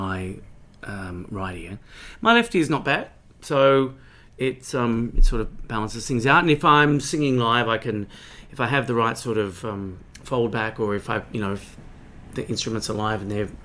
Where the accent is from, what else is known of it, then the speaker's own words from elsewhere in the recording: Sawtell, New South Wales, Australia; also born or lived in Newcastle, New South Wales / Goulburn, New South Wales; I grew up in Sawtell, New South Wales, which is a small coastal town near Coffs Harbour, where we moved to when I was about 8 years old